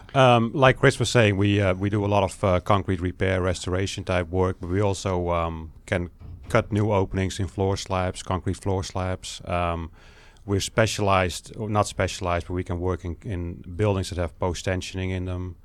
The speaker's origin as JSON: {"language": "English", "country": "Netherlands", "moved": "as an adult", "lives_now": "United States", "said": "I'm from the Netherlands originally"}